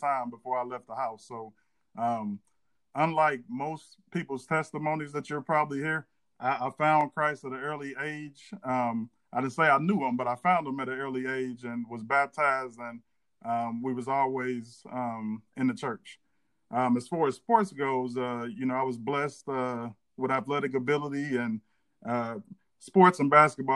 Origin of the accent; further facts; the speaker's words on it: St. Louis, Missouri, United States; moved away as an adult; now in Oklahoma, United States; I'm from St. Louis, the north side of St. Louis, like Darren